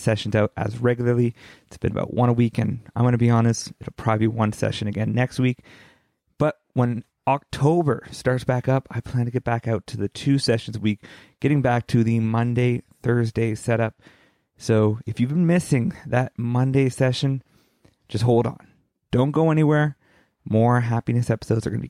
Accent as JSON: {"language": "English", "town": "Amherstburg", "region": "Ontario", "country": "Canada", "tie": "born or raised there", "also_born_or_lived": "Springfield, Massachusetts", "lives_now": "Windsor, Canada", "said": "I grew up in Amherstburg, Ontario. Right now I'm in Windsor, Ontario, because that's where my family has moved to."}